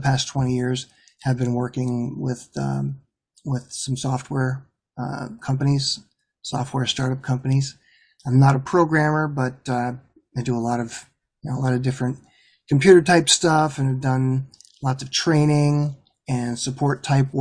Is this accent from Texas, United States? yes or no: no; Ashland, Pennsylvania, United States; moved away; I grew up in a real small town